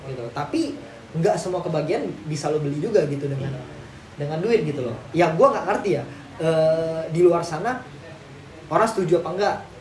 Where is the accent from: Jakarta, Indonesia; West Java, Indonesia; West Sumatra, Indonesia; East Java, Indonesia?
Jakarta, Indonesia; gua selalu mencerminkan diri gua itu Kerawamangun, gitu. Di mana tempat gua tumbuh